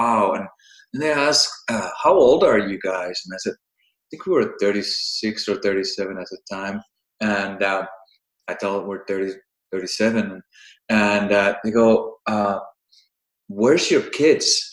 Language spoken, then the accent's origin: English; Finland; I'm from Finland